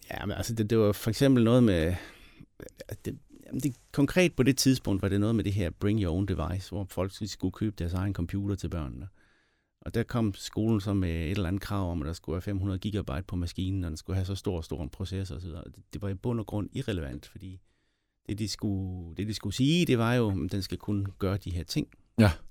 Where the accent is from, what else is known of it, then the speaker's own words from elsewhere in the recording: Southern Denmark, Denmark; Jeg kommer ud for Høre Power er lige uden for Sønderborg.